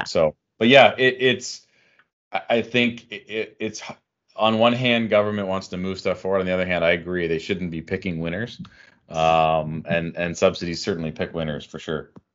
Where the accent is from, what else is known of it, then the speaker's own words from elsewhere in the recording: Canada; as a Canadian